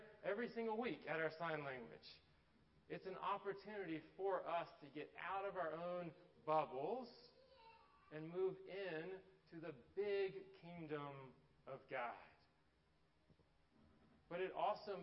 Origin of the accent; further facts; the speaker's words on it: Atlanta, Georgia, United States; growing up in Atlanta, my dad went to Tech